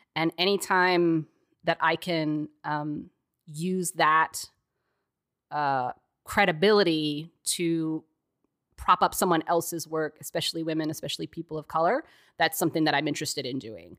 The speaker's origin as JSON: {"language": "English", "region": "Texas", "country": "United States", "moved": "yes", "said": "as a Texan, too, who didn't grow up in the snow"}